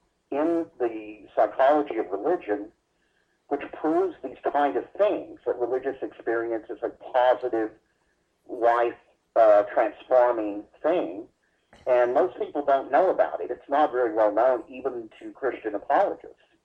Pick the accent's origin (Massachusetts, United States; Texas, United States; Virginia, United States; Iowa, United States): Texas, United States; Dallas; I was born in Dallas, Texas in 1956.